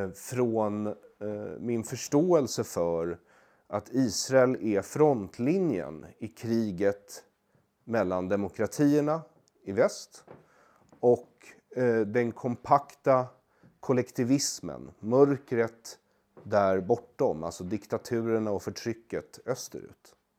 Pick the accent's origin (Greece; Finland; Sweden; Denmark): Sweden; jag har ju växt upp eh, som svensk jude